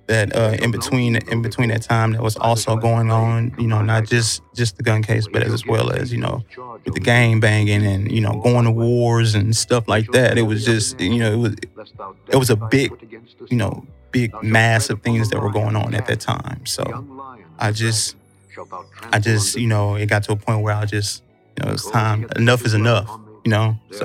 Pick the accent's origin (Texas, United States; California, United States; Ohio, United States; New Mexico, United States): New Mexico, United States; Portales; born there; Originally, I was born in New Mexico.